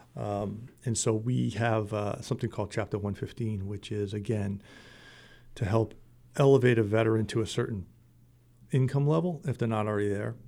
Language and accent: English; Middleborough, Massachusetts, United States; I joined, uh, the American Legion in my hometown of, uh, Middleborough